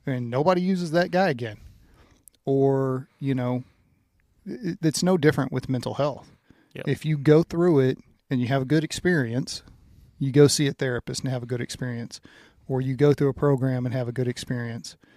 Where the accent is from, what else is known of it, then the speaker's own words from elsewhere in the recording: Louisiana, United States; moved away; growing up in Louisiana, and I think it was because my dad was from Indiana